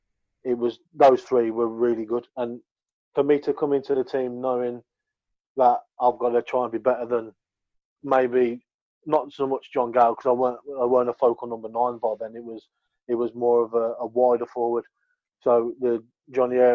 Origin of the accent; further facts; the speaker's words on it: Birmingham, West Midlands, United Kingdom; accent: thick Brummie; my thick Brummie accent